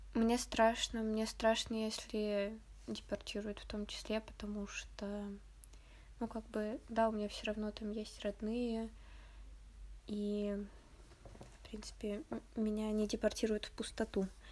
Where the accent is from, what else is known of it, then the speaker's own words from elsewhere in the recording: Tomsk, Tomsk Oblast, Russia; В моем родном городе